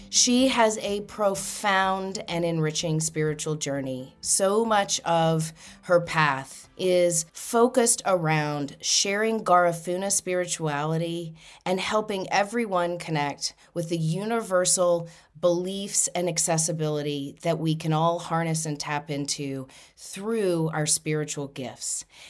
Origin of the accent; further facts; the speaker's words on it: Louisiana, United States; moved away; I'm originally from Louisiana